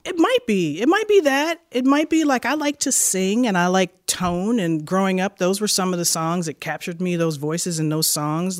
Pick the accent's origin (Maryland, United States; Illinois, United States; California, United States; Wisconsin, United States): Illinois, United States; Chicago; moved away as an adult; Born on the south side. grew up on the north side, moved back to the south side before I went to Berkeley